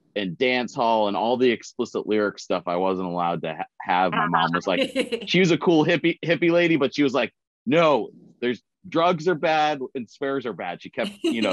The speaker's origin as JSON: {"language": "English", "area": "the Northeast", "region": "New Hampshire", "country": "United States", "tie": "born or raised there", "said": "I'm from the Northeast"}